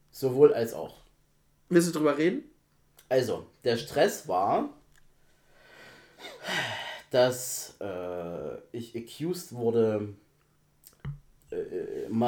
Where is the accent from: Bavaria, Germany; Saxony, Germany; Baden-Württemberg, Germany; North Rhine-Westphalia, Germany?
Saxony, Germany; Zwickau; also born or lived in Dresden; Ich so, nein, ich komme auch aus Zwickau. da habe ich beide {S1} Dialekte {S0} drin.